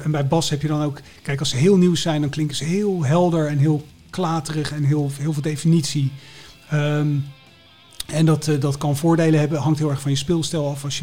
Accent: Enschede, Overijssel, Netherlands; born there; Ik ben geboren in Enschede.

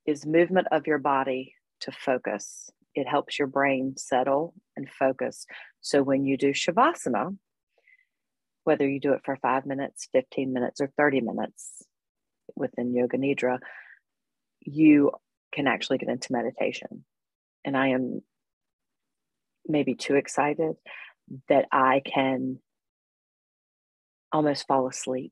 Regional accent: High Point, North Carolina, United States; I was born and raised in High Point, North Carolina. I live in the Piedmont. I still live here

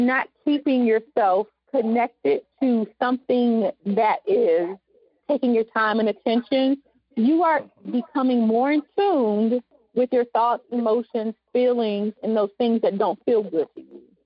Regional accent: the South, United States; accent: southern; my my southern accent

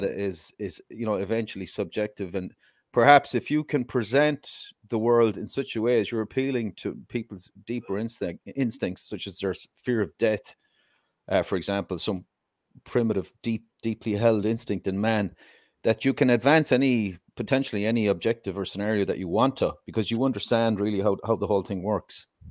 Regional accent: Ireland; I'm Irish, obviously

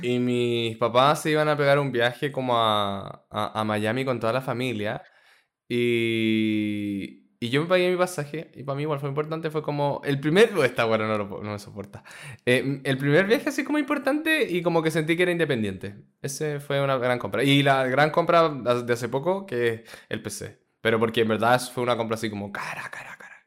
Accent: Chile; no somos de acá, pero venimos de Chile

